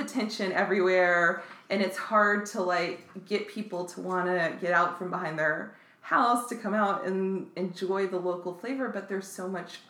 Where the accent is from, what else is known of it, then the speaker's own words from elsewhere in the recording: Lakeland, Florida, United States; now in Orlando, United States; I grew up in Lakeland, so not very far. I didn't move as far, but I grew up in Lakeland